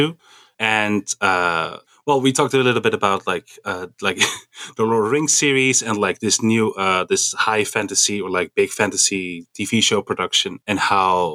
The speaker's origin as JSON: {"language": "English", "town": "Amsterdam", "region": "North Holland", "country": "Netherlands", "said": "I'm from Amsterdam."}